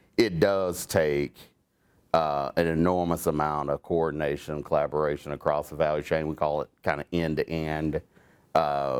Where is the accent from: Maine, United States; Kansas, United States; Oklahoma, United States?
Oklahoma, United States; I was born small town in Oklahoma. So small, there wasn't even a Walmart there when I grew up, or a stoplight.